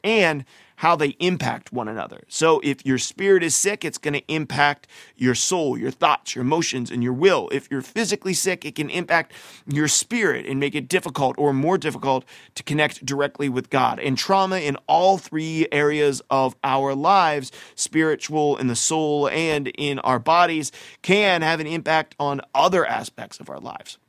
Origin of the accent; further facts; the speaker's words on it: United States; growing up in America, like I have